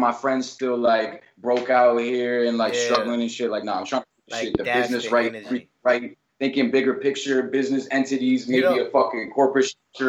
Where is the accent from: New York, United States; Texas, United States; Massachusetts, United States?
New York, United States; Hudson; kids from my hometown in Hudson, bro. Like, upstate.